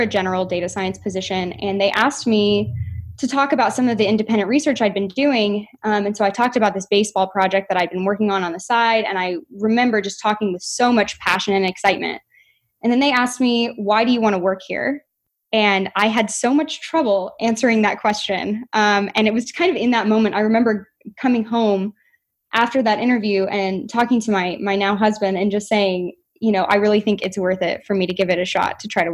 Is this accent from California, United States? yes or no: no; Norman, Oklahoma, United States; moved away as an adult; now in Seattle, United States; I am from Norman, Oklahoma. I grew up and I stayed for my undergraduate degree